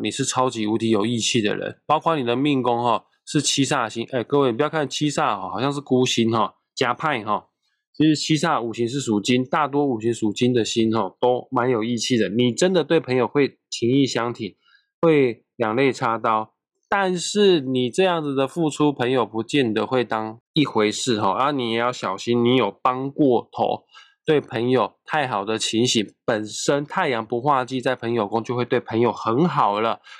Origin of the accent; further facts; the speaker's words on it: Taiwan; 我身为土生土长在台湾长大的人